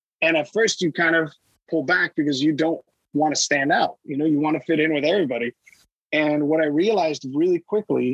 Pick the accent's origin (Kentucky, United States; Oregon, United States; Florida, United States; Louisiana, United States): Florida, United States; Miami; moved away as an adult; also born or lived in Boston / New York / Los Angeles; I was born and raised in Miami to Cuban immigrants